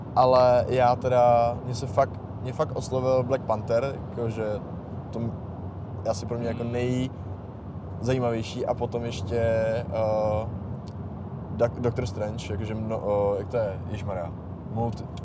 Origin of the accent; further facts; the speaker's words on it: Bohemia, Czechia; u nás v Čechách